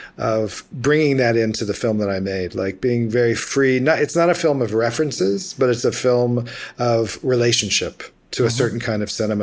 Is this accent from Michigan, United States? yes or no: no; Memphis, Tennessee, United States; I'm American. I'm from Memphis, Tennessee. You know, I'm like born and bred here.